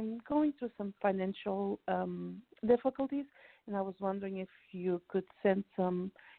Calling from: New Jersey, United States; I'm calling from New Jersey.

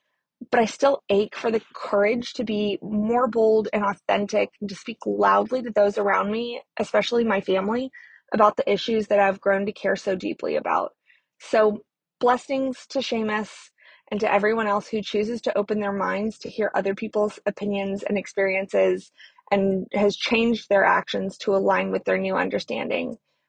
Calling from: Texas, United States; I use she, her pronouns, and I'm calling in from Texas.

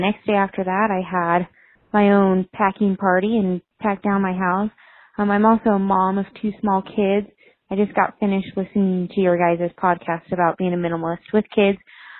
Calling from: Boise, Idaho, United States; I am from Boise, Idaho.

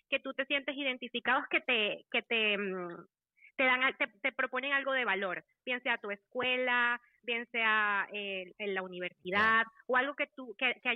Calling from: Washington, District of Columbia, United States; De Washington, D.C.

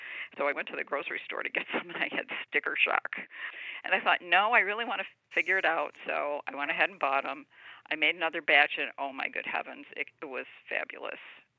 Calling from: Vermont, United States

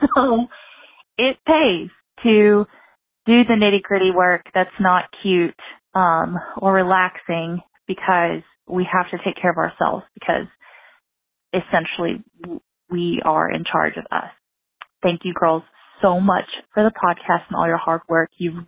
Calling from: Kentucky, United States; I'm calling from Kentucky.

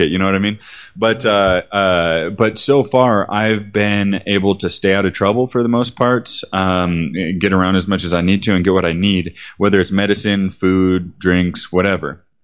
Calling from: Medellin, Antioquia, Colombia; I'm calling you from Medellin right now. Medellin Colombia

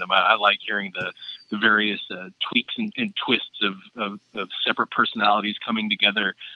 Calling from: Portland, Oregon, United States

